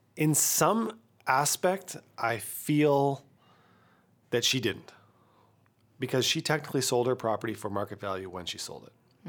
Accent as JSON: {"language": "English", "town": "Kamloops", "region": "British Columbia", "country": "Canada", "tie": "born or raised there", "said": "my hometown"}